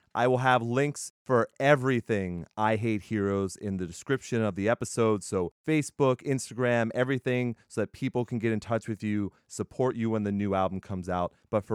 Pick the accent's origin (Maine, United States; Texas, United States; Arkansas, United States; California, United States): Texas, United States; I'm an Air Force brat, so I've lived all around. I'm from Texas. Yo, that's why I wear hoodies in the summer.